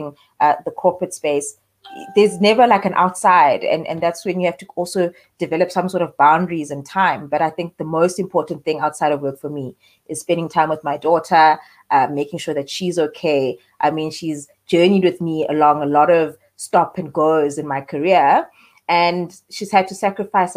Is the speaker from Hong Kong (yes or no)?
no; Eastern Cape, South Africa; also born or lived in Queenstown / Johannesburg; So I'm a girl born and raised in the Eastern Cape, for a small town in Port Beaufort.